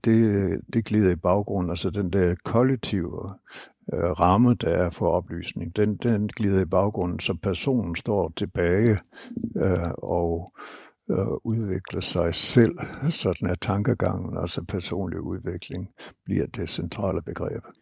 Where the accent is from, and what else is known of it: Denmark